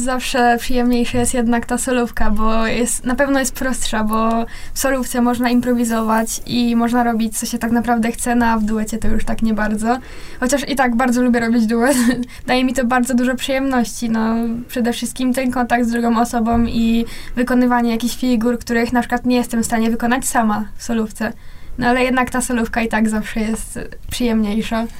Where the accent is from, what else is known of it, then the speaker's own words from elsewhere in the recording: Chorzów, Silesian Voivodeship, Poland; obie jesteśmy z Chorzowa